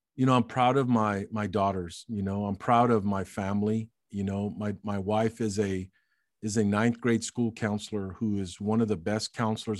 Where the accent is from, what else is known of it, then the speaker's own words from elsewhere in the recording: Alice, Texas, United States; as a ten-year-old growing up in Alice, Texas